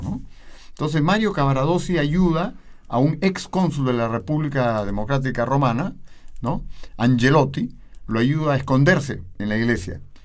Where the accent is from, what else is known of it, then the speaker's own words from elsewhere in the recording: Lima, Peru; yo vengo, nací en Lima, en Perú, eh, en un distrito que se llama Miraflores. Y bueno, toda mi vida viví ahí